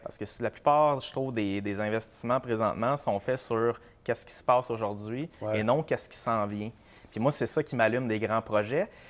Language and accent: French; Sherbrooke, Quebec, Canada; now in Brossard, Canada; moi, j'habite Brossard, je suis originaire de Sherbrooke